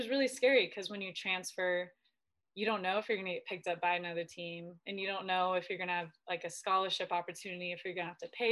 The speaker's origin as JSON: {"language": "English", "region": "Southern California", "country": "United States", "tie": "born or raised there", "also_born_or_lived": "Spain / Sweden", "moved": "as an adult", "lives_now": "Washington, United States", "said": "I'm from Southern California, born and raised"}